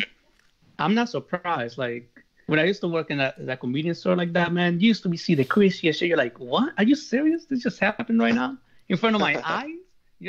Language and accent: English; New York City, New York, United States; I'm also from New York City, man. I've lived here for like, what? I don't even remember, man. Like 8 years? 9?